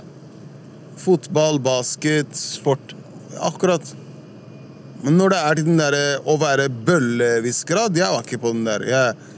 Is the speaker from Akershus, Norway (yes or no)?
no; Oslo, Norway; also born or lived in Furuset, Oslo; jeg er oppvokst på Sankthanshaugen.